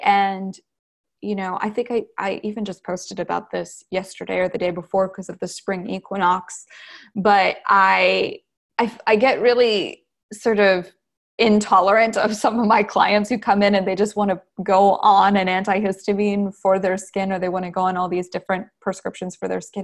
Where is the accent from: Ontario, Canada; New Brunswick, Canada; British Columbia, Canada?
New Brunswick, Canada; also born or lived in Wisconsin / Texas; now in Los Angeles, United States; I'm originally from New Brunswick, Canada.